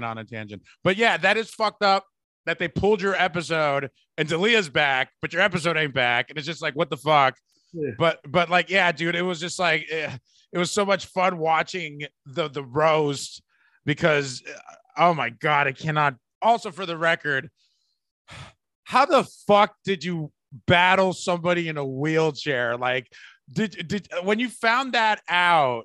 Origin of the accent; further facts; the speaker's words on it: the Bay Area, California, United States; I'm from the Bay